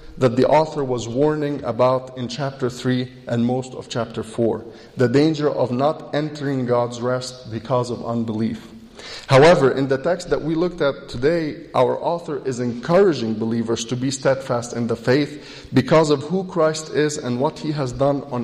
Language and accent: English; Egypt; now in United States; I was born in Egypt, which makes me Egyptian by birth. Later in life, I moved to the U.S. and I became an American citizen.